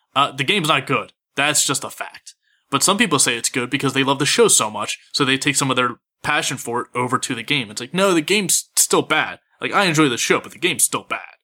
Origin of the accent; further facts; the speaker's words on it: Philadelphia, Pennsylvania, United States; I'm from Philly